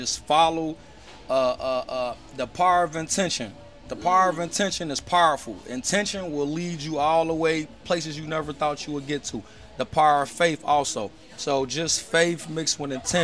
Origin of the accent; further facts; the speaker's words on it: Cincinnati, Ohio, United States; moved away; growing up back in Ohio